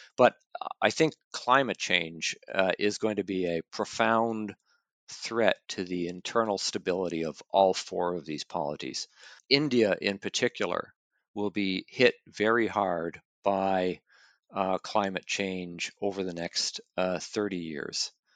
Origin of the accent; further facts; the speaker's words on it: Canada; moved away; I'm originally from Canada